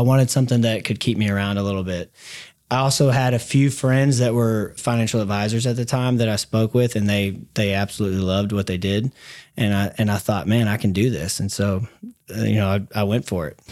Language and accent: English; Dallas, Texas, United States; also born or lived in DeSoto, Texas / Mesquite, Texas; I grew up here in Dallas. Younger years were into Soto and then moved out to Mesquite, went to Mesquite Poteet High School.